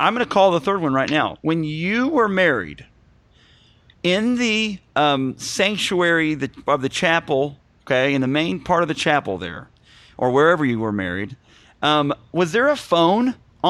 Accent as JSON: {"language": "English", "region": "Missouri", "country": "United States", "tie": "born or raised there", "said": "now I know where I'm from in the woods down here in Missouri. We grew up around things like diesel truck races."}